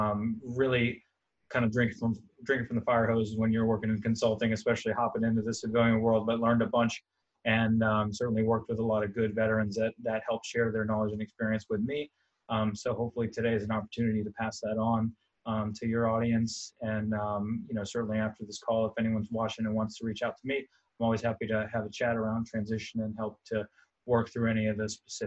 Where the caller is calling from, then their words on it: Charlotte, North Carolina, United States; I'm coming from Charlotte, North Carolina